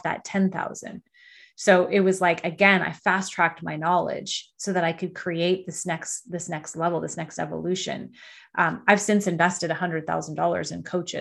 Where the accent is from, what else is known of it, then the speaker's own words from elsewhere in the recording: Canada; I'm Canadian.